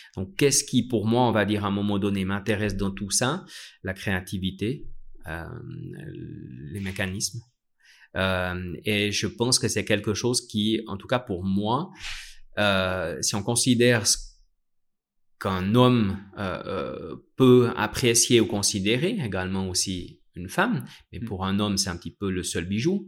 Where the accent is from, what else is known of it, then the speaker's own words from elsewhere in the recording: Vallée de Joux, Vaud, Switzerland; je suis né à la Vallée de Joux et j'ai toujours vu des marques horlogères autour de moi